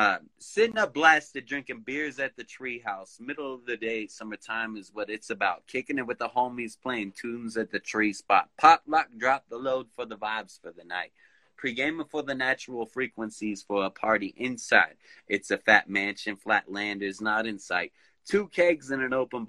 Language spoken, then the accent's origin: English; Victorville, California, United States; now in Big Bear Lake, United States; I was born in Victorville, and yeah, this is my hood